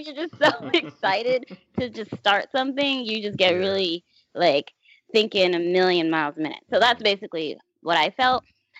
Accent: Florida, United States; now in New York City, United States; So I moved from Florida to New York City. No problem, because my grandma lives here.

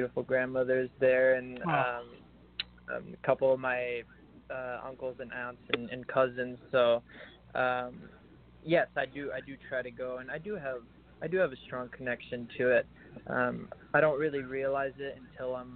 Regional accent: Chicago, Illinois, United States; first language French; English is a second language; also born or lived in France; I was actually born in Chicago, and then when I was a couple months old, my family moved to France, and then I grew up there until I was about 6 years old. Until I came back to Chicago, at six.

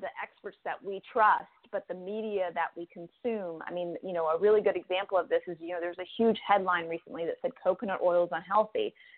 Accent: United States; a young person growing up in the United States. I had two immigrant parents

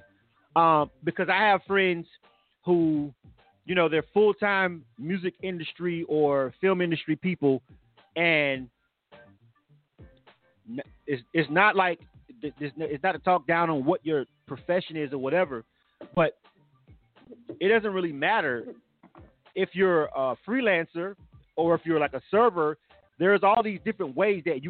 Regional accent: Florida, United States; now in Atlanta, United States; I'm from Florida

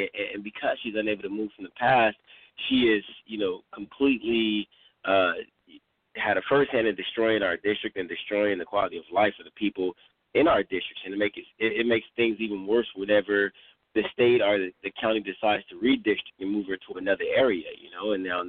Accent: Los Angeles, California, United States; I'm from South Central Los Angeles, like born and raised

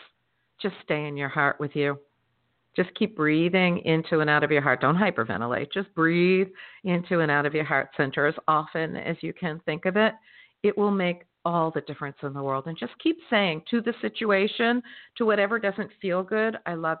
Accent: Florida, United States; my home state of Florida

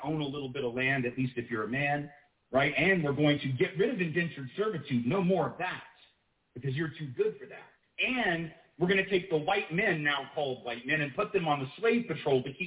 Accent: the South, United States

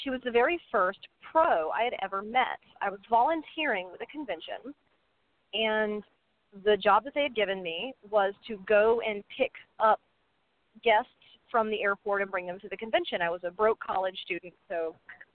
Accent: Atlanta, Georgia, United States; my hometown of Atlanta

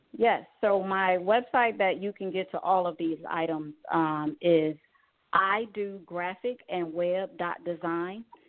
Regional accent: Chicago, Illinois, United States; growing up in Chicago

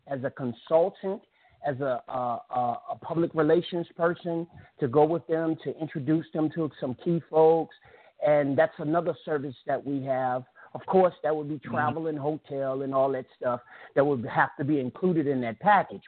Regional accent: Richmond, Virginia, United States; I'm from Richmond, Virginia

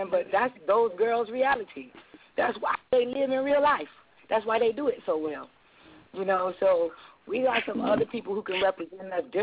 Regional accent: Miami, Florida, United States

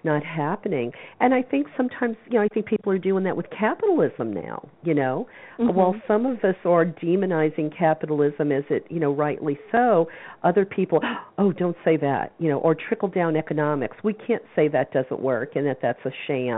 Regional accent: the South, United States; I grew up in the South

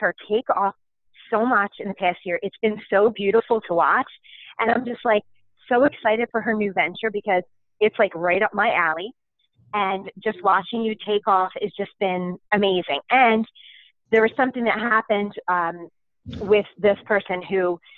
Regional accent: Philadelphia, Pennsylvania, United States; I'm from Philly

